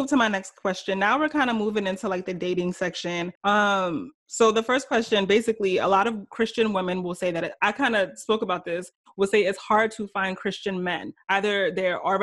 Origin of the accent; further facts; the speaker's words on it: Nigeria; I'm Nigerian too